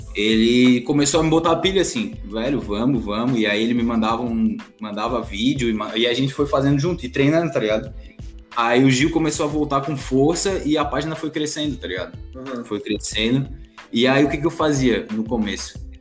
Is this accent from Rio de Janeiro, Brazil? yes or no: no; Florianópolis, Santa Catarina, Brazil; Sou de Floripa, tenho 23 anos